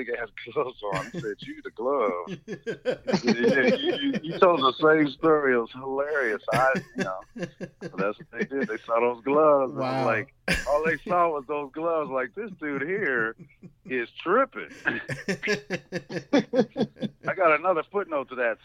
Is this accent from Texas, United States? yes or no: no; Los Angeles, California, United States; I'm from L.A. I was born on Hollywood Boulevard